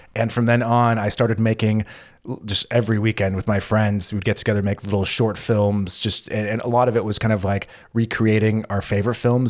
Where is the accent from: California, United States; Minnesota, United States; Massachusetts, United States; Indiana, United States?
California, United States; moved away as an adult; now in Berlin, Germany; U S, California